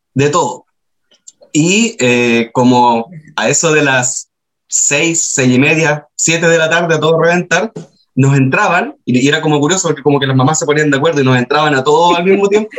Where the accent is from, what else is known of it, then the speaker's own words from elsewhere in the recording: Antofagasta, Chile; also born or lived in Cerro Moreno; yo crecí en Antofagasta